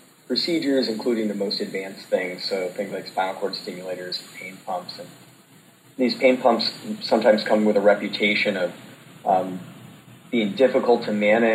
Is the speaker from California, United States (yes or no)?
no; St. Louis, Missouri, United States; also born or lived in Indianapolis; I'm originally from St. Louis